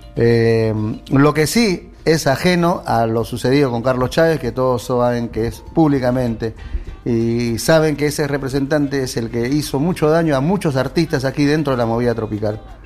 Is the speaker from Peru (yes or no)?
yes; Peru; moved away as an adult; now in Argentina; Somos del Perú.